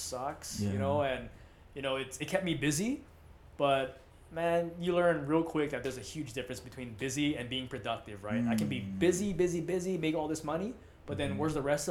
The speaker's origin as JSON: {"language": "English", "area": "Maui", "region": "Hawaii", "country": "United States", "tie": "born or raised there", "said": "I'm from Maui"}